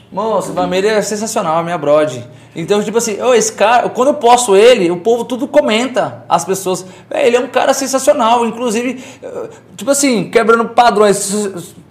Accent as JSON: {"language": "Portuguese", "town": "Caldas Novas", "region": "Goiás", "country": "Brazil", "tie": "born or raised there", "also_born_or_lived": "São Paulo", "said": "Sou filho de sou filho de Caldas Novas, filho do Santa Efigênia. Cresci no Santa Efigênia"}